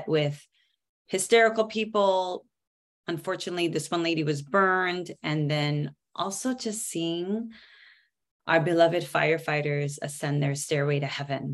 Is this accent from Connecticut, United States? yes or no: no; Seattle, Washington, United States; moved away; also born or lived in New York City; born and raised in Seattle and decided to take a bite of the Big Apple. So I moved out there